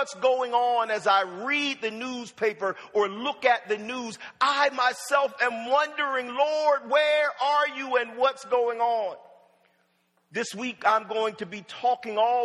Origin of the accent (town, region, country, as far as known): Wilmington, Delaware, United States; born or raised there; also born or lived in Norfolk, Virginia